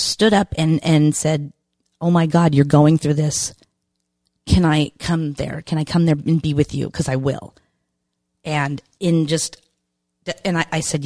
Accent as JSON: {"language": "English", "town": "Randolph", "region": "Massachusetts", "country": "United States", "tie": "born or raised there", "also_born_or_lived": "California", "moved": "as an adult", "said": "Massachusetts, which is my home state"}